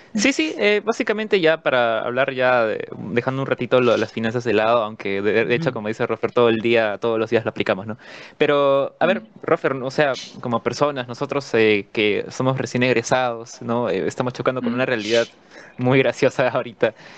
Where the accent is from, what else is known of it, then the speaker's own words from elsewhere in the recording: Peru; lo que nos toca vivir como peruanos